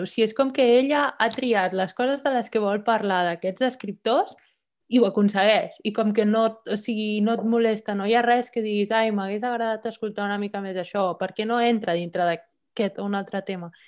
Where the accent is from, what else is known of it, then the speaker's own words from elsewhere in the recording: Barcelona, Catalonia, Spain; moved away as an adult; now in Copenhagen, Denmark; vaig néixer a Barcelona, però ara ja fa quasi set anys que visc a Copenhague.